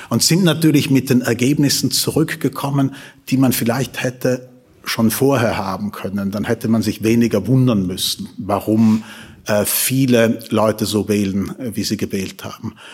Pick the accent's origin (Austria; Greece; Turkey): Austria; Tyrol; Wollen Sie, wollen Sie wirklich, dass ich als Tiroler spreche?